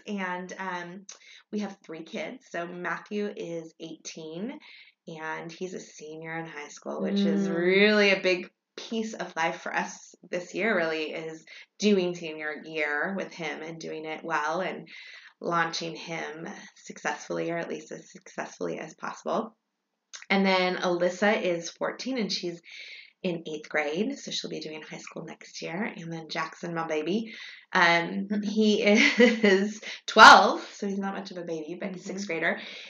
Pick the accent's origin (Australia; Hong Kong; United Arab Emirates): Hong Kong; born there; one interesting thing about me that most people don't know is that I was born in Hong Kong. So I was born in 1970.